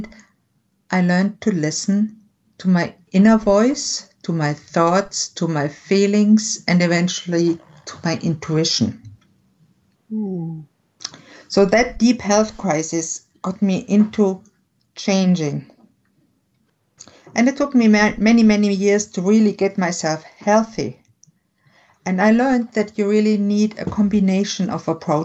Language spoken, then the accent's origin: English; Germany; I was born and raised in Germany